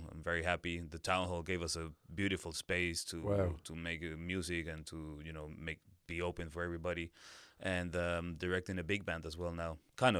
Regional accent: Lima, Peru; moved away as an adult; also born or lived in Brazil / Dublin, Ireland; now in Granada, Spain; I'm from Lima, Peru.

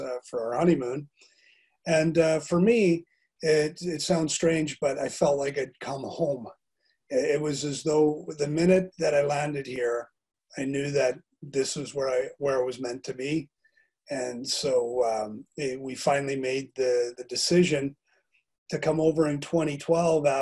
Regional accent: Calgary, Alberta, Canada; moved away as an adult; now in Bangor, United Kingdom; I'm originally from Calgary, Alberta, Canada, which is in the west part of the country

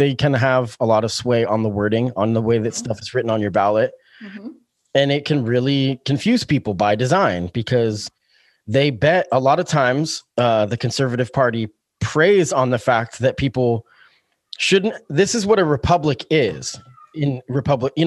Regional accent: Springfield, Oregon, United States; I've grown up in Springfield. I've lived here since I was 11, you know, so this is my hometown

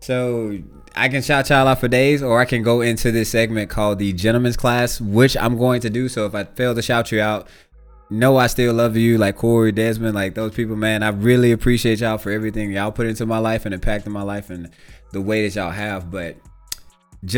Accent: Shreveport, Louisiana, United States; I grew up in Shreveport, Louisiana

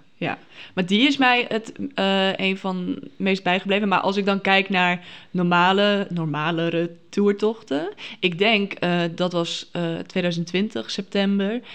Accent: Friesland, Netherlands; ik kom uit Friesland, dus dat is dan ongeveer 100 kilometer

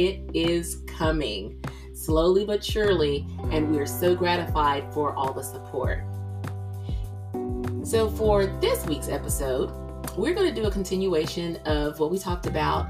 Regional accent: the South, Georgia, United States; me being a Gen Xer from the South

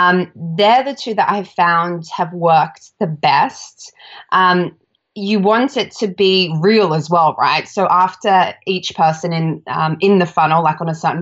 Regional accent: Australia; So I'm Australian, if you can't tell by my accent.

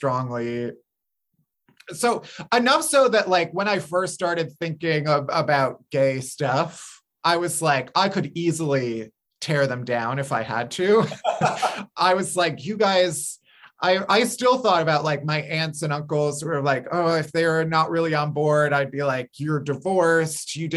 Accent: suburbs outside of Chicago, Illinois, United States; I grew up outside of Chicago in the suburbs.

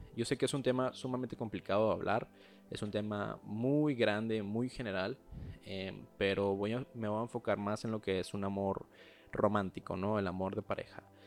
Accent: Mexico; soy mexicano

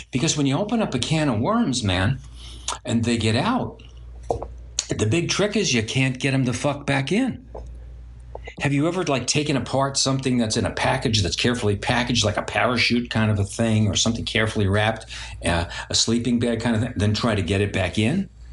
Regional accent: New York City, New York, United States; I grew up in Brooklyn with a bunch of Jewish people and everything else like that, and Italians

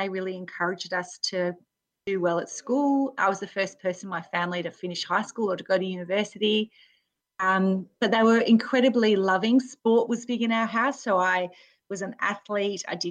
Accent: Spearwood, Western Australia, Australia; I grew up in Western Australia, in a place called Spearwood, which is near Fremantle

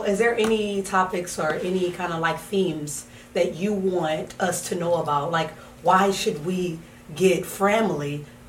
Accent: Los Angeles, California, United States; I'm from California, from Los Angeles.

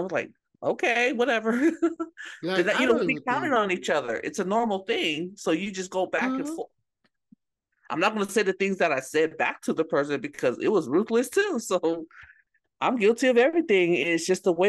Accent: Bay Area, California, United States; growing up in the Bay Area

